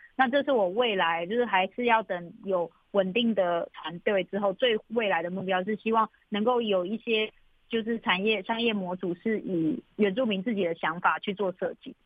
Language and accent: Chinese; Sanchong, New Taipei, Taiwan; 我从小都是一直在三重长大的，然后整个生活环境啊，到工作啊，什么都是在，都是在三重或是在大台北地区